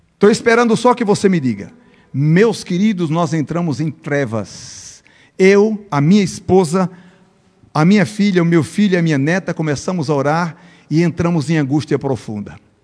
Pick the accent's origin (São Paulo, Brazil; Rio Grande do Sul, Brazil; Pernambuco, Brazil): Pernambuco, Brazil; first language Portuguese; moved away as an adult; now in Bolivia; eu sou pernambucano